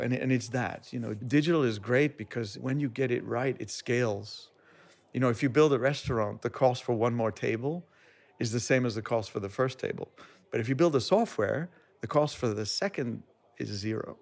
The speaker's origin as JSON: {"language": "English", "country": "United States", "tie": "born or raised there", "moved": "as an adult", "said": "I grew up in America"}